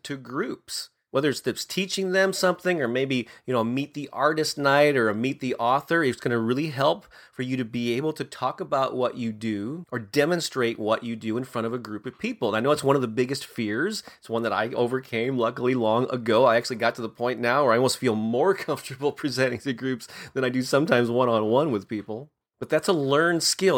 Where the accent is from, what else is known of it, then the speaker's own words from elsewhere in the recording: St. Louis, Missouri, United States; in my hometown of Saint Louis